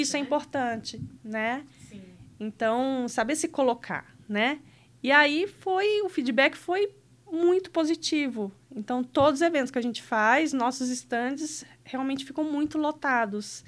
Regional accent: Rio de Janeiro, Brazil; moved away as an adult; also born or lived in Piracicaba; Eu sou original do Rio de Janeiro. É, minha família ainda mora lá. É, mas eu me casei nova, tinha 19 anos e vim morar aqui para Piracicaba

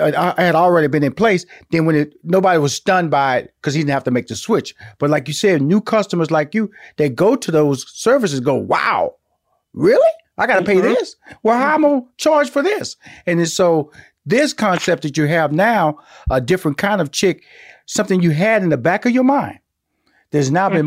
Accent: Houston, Texas, United States; now in Atlanta, United States; And I'm from Houston, Texas. I'm living in Atlanta

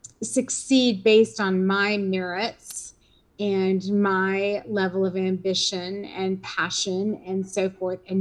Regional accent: Richmond, Virginia, United States; I grew up in Richmond, Virginia

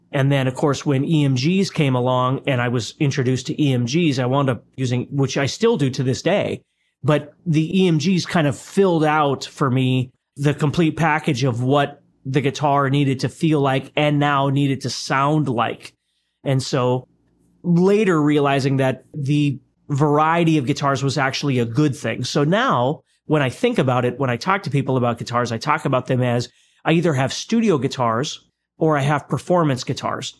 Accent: Fargo, North Dakota, United States; growing up in Fargo, North Dakota, you're growing up in a community that's primarily based on strats

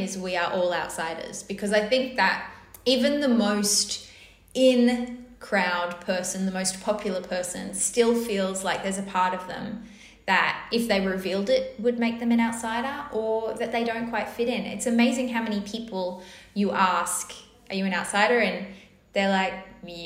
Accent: North Shore, New South Wales, Australia; I grew up on the North Shore, and I grew up in a very musical household.

